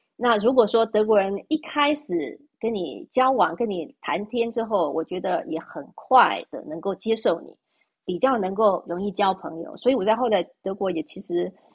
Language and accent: Chinese; Taiwan; moved away as an adult; also born or lived in Germany; now in Switzerland; 就像我们在台湾出生长大的